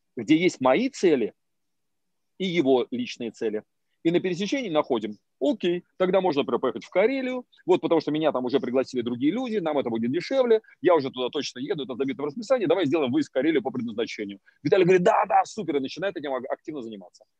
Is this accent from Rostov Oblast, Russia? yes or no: no; Moscow, Russia; я из Москвы.